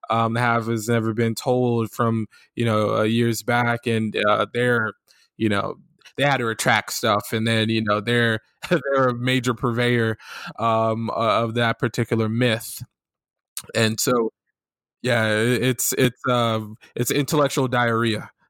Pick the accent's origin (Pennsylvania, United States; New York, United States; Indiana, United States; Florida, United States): Florida, United States; I'm from Florida, right? I, I was born and raised in Florida, and my family's from the Carolinas.